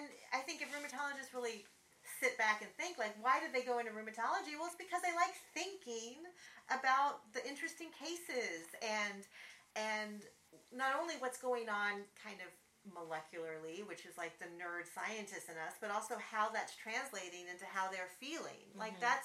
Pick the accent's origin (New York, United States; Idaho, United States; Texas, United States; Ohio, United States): Texas, United States; moved away as an adult; I'm originally from Texas. My whole family's in Texas. I had been away for a long time.